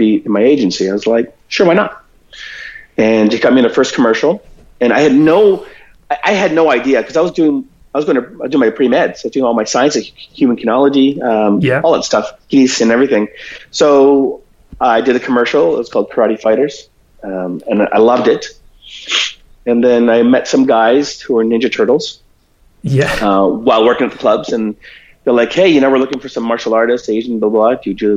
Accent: Toronto, Ontario, Canada; moved away as an adult; also born or lived in Philippines / Vancouver; I was born in Toronto, and I grew up in Toronto mainly.

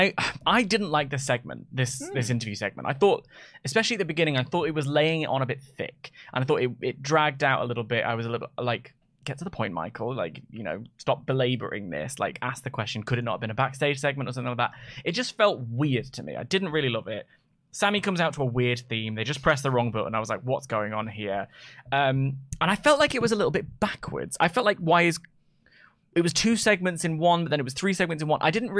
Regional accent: England, United Kingdom; I'm 30 and from England and white.

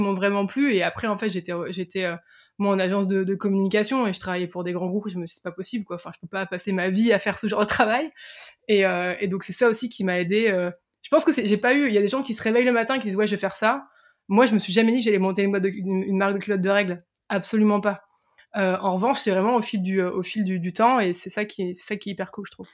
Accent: Picardy, Hauts-de-France, France; je viens de, je viens de Picardie, j'étais pas tous dans des grands lycées parisiens, je viens vraiment entre guillemets de la campagne profonde française.

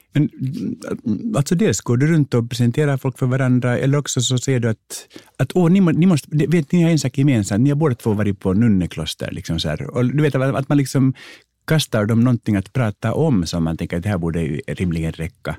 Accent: Finland; moved away; also born or lived in United States; jag är finlandssvensk

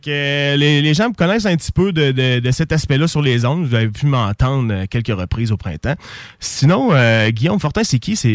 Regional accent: Saint-Anselme, Quebec, Canada; moi et …, pour vous le dire, on habite à Saint-Anselme et on vient de Saint-Anselme et on représente Bellechasse fièrement. On est des fiers Belchassois.

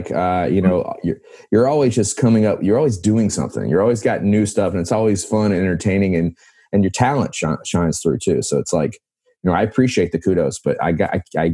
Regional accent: Florence, South Carolina, United States; I grew up in a little town called Florence

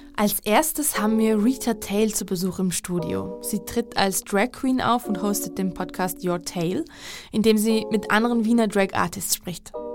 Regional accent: Georgia; in meinem Heimatland Georgien

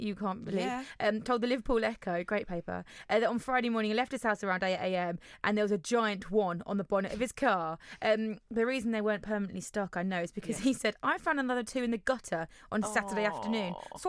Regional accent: Germany; born there; I was born in Germany.

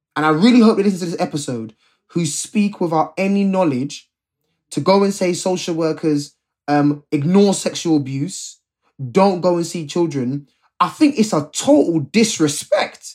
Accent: London, United Kingdom; Me and Rob are both Londoners. We're both from the Ends

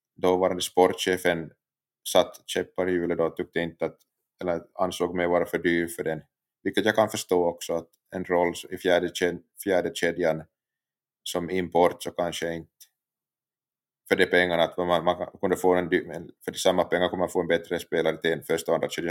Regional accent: Pedersöre, Ostrobothnia, Finland; jag uppväxt i utanför Jakobstad, i en liten kommun som heter Pedersöre i Finland

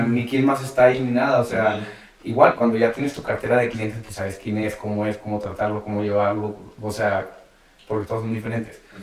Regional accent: Monterrey, Nuevo León, Mexico; moved away as an adult; now in Mexico City, Mexico; me fui de, de Monterrey y me, me, iba por varios lugares a trabajar

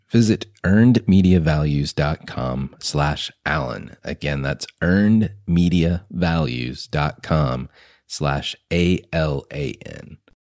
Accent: Concord, North Carolina, United States; I grew up in Concord, North Carolina

